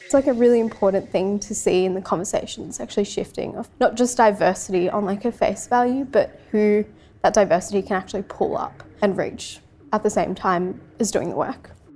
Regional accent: Sydney, New South Wales, Australia; also born or lived in Francistown, Botswana; growing up in Western Sydney

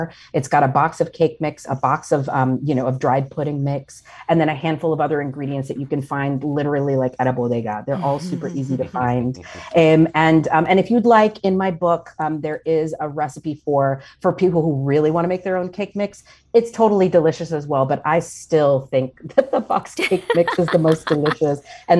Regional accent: the American South, United States; So as I mentioned earlier, I grew up largely in the American South. And I always want to clarify that for folks that I did not grow up on the island

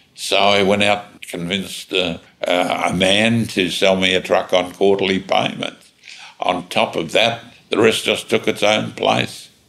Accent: Australia; I'm an Australian

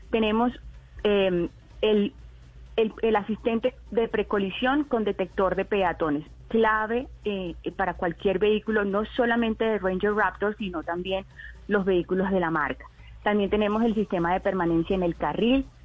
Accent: Valledupar, Cesar, Colombia; Sí, yo soy de Valledupar. De Valle... Nací en uh, Valledupar.

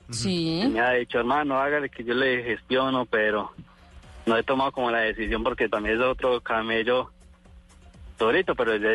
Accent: Armenia, Quindío, Colombia; espero que no hablas muy mal de mi Armenia, porque pues, yo, crié, yo fui criado aquí en Armenia.

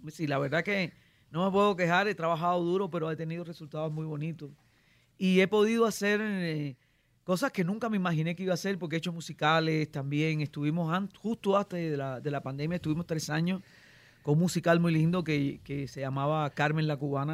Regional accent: Cuba; moved away; also born or lived in Miami

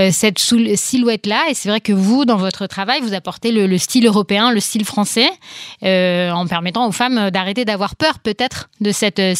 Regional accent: Paris, Île-de-France, France; now in Israel; C'est vrai que moi, quand je suis arrivée de, France, euh, de Paris, il y a 15 ans maintenant, et eh ben, je portais la mode française, avec, parfois des jupes longues.

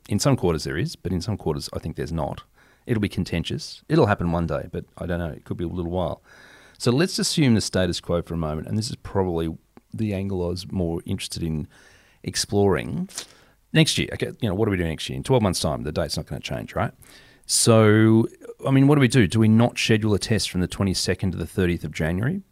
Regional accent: Australia; dare I say that as an Aussie

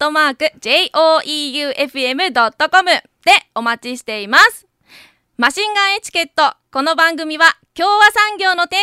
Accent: Iyo, Ehime, Japan; 地元伊予市です

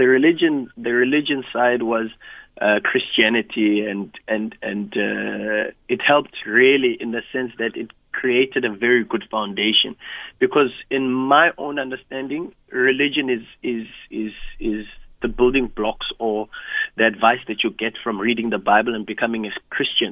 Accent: Soweto, Gauteng, South Africa; I grew up in Soweto

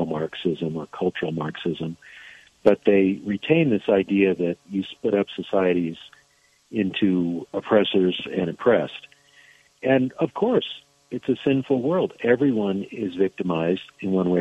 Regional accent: Alaska, United States; I was born in Alaska

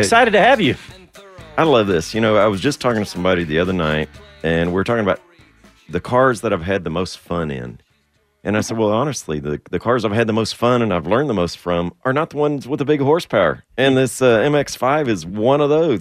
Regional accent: Texas, United States; I get heckled for being a Texan

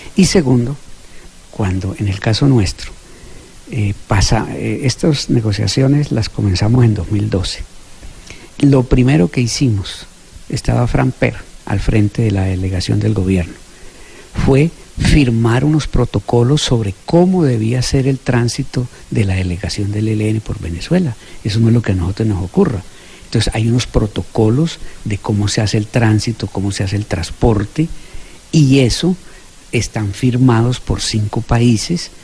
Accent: Colombia; moved away; todos somos colombianos

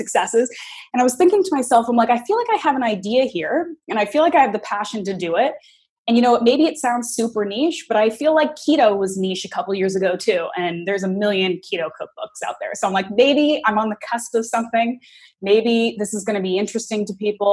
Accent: Canada; also born or lived in New York, United States; when I grew up in Canada, and then I graduated university, and I moved around a lot. And for a long chunk of time, I was living in New York

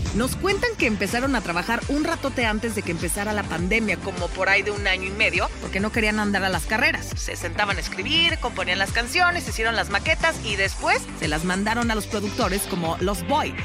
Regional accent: Mexico

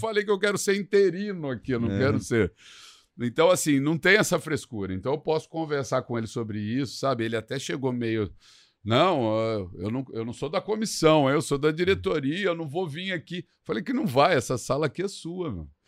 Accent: Taubaté, São Paulo, Brazil; acabei aceitando os convites lá do Taubaté, de trabalhar no time lá da minha cidade

